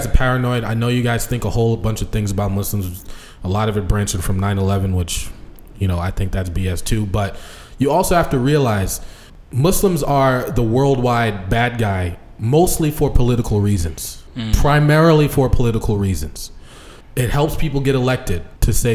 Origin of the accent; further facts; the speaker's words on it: United States; I'm born in America